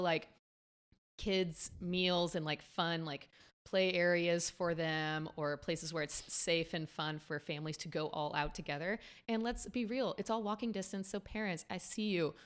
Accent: San Antonio, Texas, United States; now in Los Angeles, United States; my hometown in Texas. I'm from San Antonio

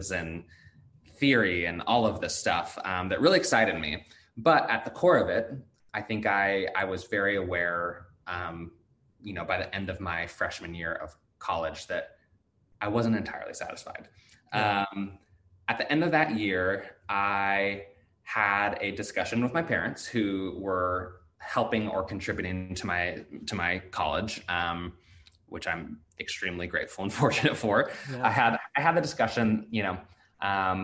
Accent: Salem, Oregon, United States; college education in my hometown, Willamette University in Salem, Oregon

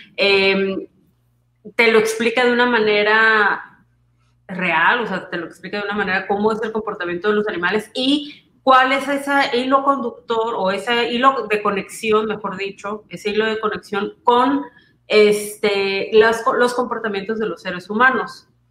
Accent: Villahermosa, Tabasco, Mexico; me siento en, en Tabasco, en Villahermosa, donde yo crecí

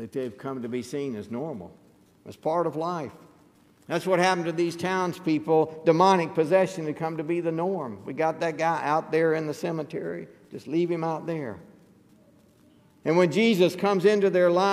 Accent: Mississippi River Delta in Arkansas, United States; when I was growing up in the Mississippi River Delta in Arkansas

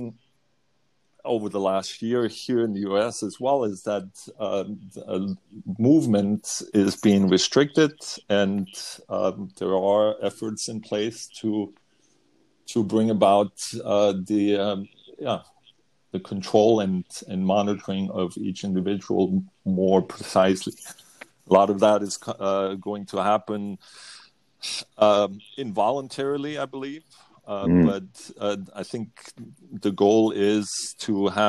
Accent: Germany; now in United States; growing up in Germany

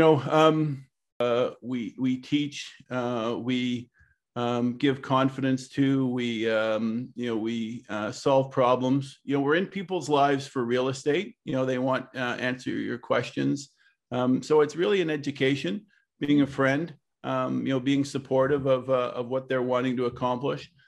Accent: Ottawa, Ontario, Canada; I'm born and raised in Ottawa.

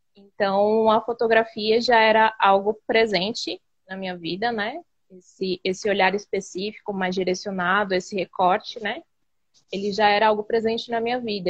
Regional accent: São Paulo, Brazil; que fica em Budas Artes, São Paulo, né? é, que é minha quebrada, onde eu nasci, onde eu cresci

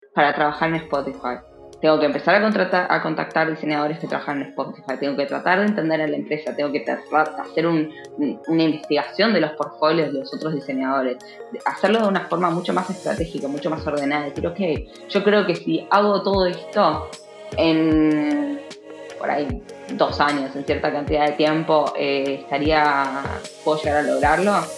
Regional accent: Buenos Aires, Argentina; moved away as an adult; now in Uppsala, Sweden; que soy de Buenos Aires

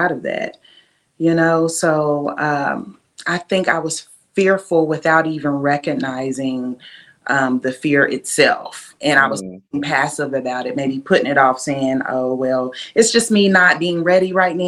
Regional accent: Lexington, Kentucky, United States; also born or lived in Berkeley, California; I was raised right here in Kentucky, in Lexington

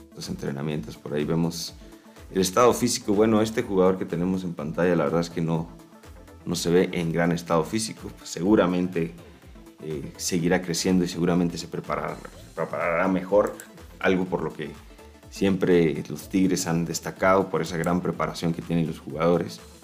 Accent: Chihuahua, Mexico; yo que soy originario de Chihuahua

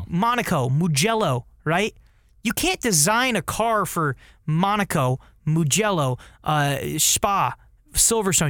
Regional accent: United States

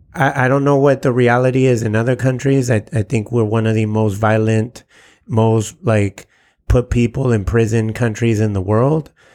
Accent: San Diego, California, United States; I'm Mexican American. And at least here in San Diego

